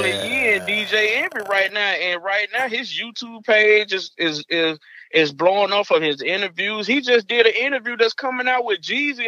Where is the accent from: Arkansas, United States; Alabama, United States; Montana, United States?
Arkansas, United States; I'm from Arkansas.